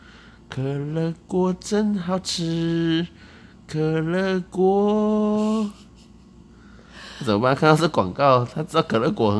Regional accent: Tainan, Taiwan; 我台南人呐。

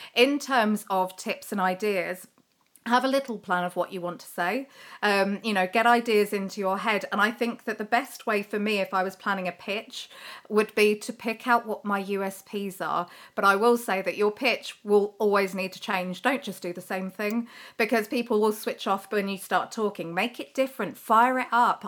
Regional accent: United Kingdom; we're terribly British

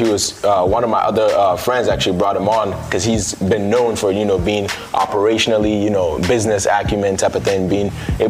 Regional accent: Ghana; I'm from Ghana, West Africa.

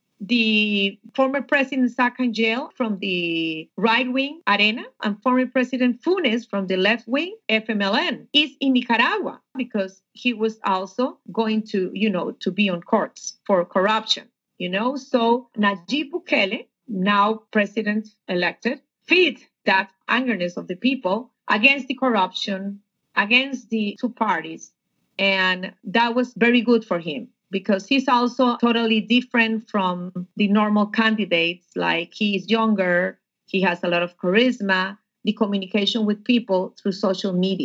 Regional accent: Costa Rica; also born or lived in United States; I was born in Costa Rica, and part of my career was at Costa Rica and United States with CNN Español.

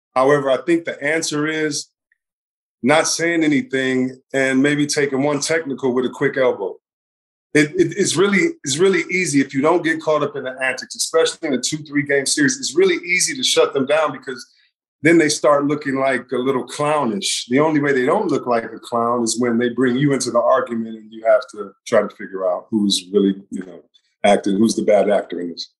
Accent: Detroit, Michigan, United States; growing up in Detroit

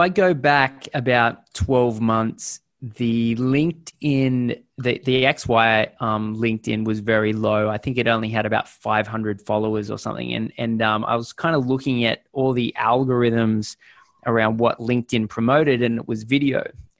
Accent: Australia; But then maybe it's because we're Australian, but we're always a little bit scared.

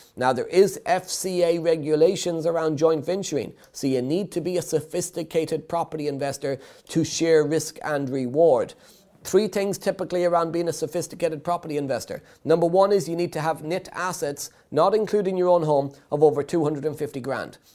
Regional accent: Ireland; being Irish

